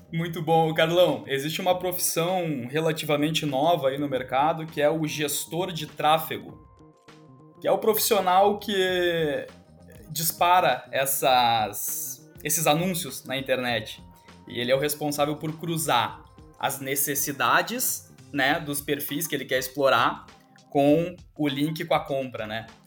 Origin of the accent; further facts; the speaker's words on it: Rio Grande do Sul, Brazil; eu sou gaúcho